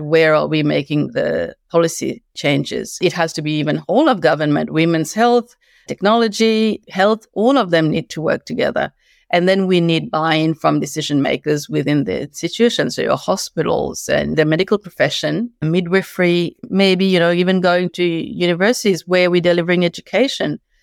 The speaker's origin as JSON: {"language": "English", "country": "Mauritius", "also_born_or_lived": "Beijing, China", "moved": "as an adult", "lives_now": "Australia", "said": "I've been in Australia for ten years, moved here from eleven years being in Beijing, China, originally from Mauritius"}